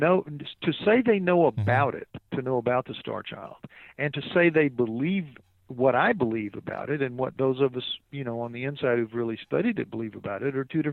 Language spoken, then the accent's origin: English; New Orleans, Louisiana, United States; I'm from New Orleans